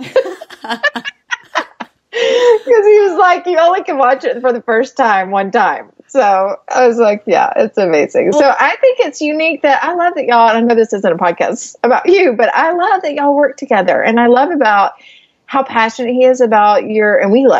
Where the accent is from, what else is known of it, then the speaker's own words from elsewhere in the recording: Georgia, United States; moved away as an adult; also born or lived in Florida; now in Texas, United States; we've lived in Georgia